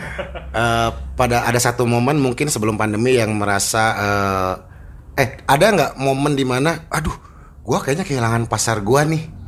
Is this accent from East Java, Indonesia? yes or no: no; Bandung, West Java, Indonesia; gue kan dilahirkan di Bandung ya dan besar di Bandung